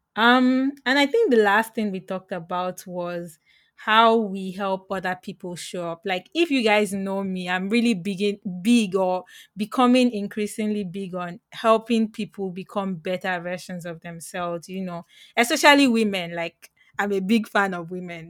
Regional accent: Lagos, Nigeria; moved away; I'm from Lagos

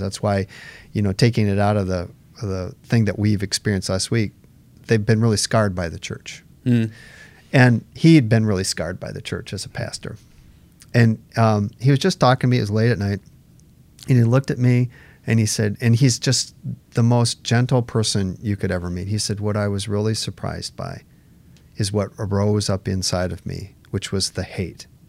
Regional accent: United States; we're American citizens

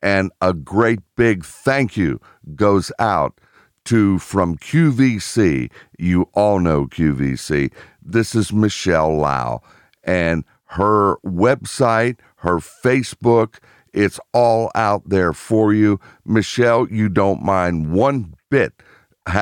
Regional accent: Pittsburgh, Pennsylvania, United States; I was born in Pittsburgh

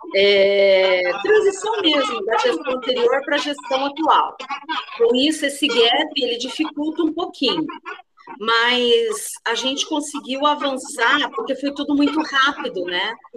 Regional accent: Paraná, Brazil; moved away; no Paraná, né, onde, de onde eu sou, de onde eu vim

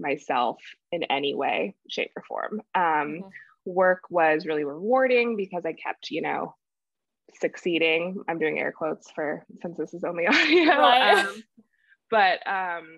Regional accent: California, United States; moved away as an adult; also born or lived in New York City; I'm born and raised in California

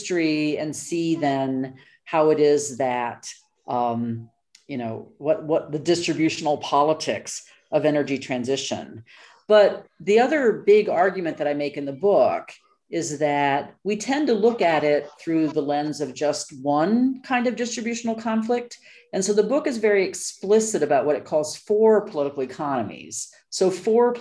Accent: United States; moved away as an adult; also born or lived in Colorado / New Mexico / Waterloo, Canada; now in London, United Kingdom; I am an American and do research in Brazil

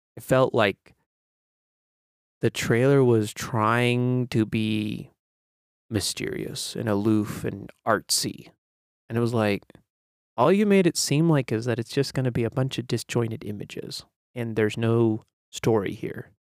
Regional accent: United States; as an American

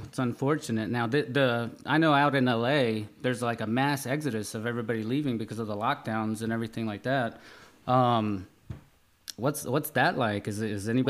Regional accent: Peru; now in United States; I'm from Peru, grew up there, and I've moved around kind of pretty much everywhere.

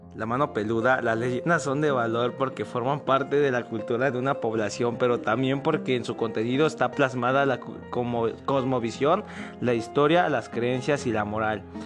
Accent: Mexico; somos mexicanos

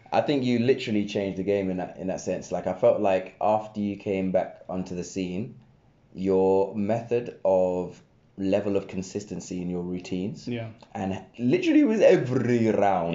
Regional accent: Reading, South East England, United Kingdom; I grew up in Reading

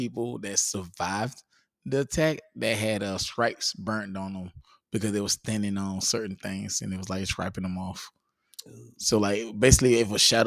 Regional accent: Georgia, United States; moved away; I'm from Georgia

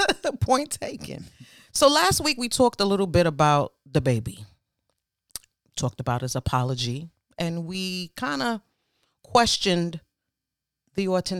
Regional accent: Brooklyn, New York, United States; Yep, born and raised in Brooklyn.

